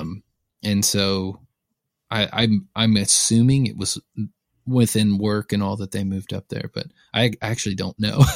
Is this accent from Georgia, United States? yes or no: yes; Lawrenceville, Georgia, United States; moved away as an adult; now in Nashville, United States; I was born a little outside of Atlanta, just northeast of Atlanta, a town called Lawrenceville. Um, I would, I was there, I was born there, and I was there until I was eighteen years old.